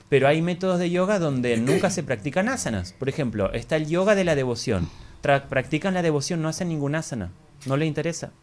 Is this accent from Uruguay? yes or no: no; Argentina; es una escuela que fundamos junto con mi esposa en el año 2007 en Argentina, de donde yo soy